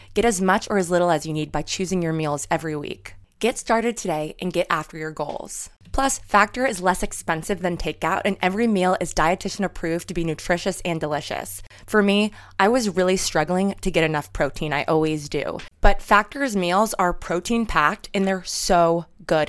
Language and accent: English; New York, United States; moved away; I'm from New York